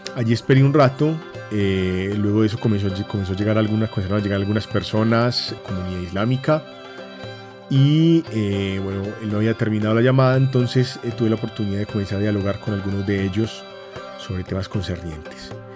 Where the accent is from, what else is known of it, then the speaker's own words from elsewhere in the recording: Colombia; en mi país